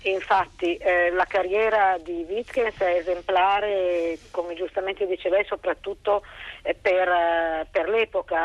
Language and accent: Italian; Milan, Lombardy, Italy; essendo io milanese